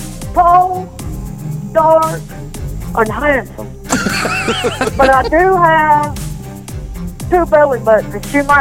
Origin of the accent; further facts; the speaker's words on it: United States; I'm from Walker's Creek. I'm from God's country. I know English.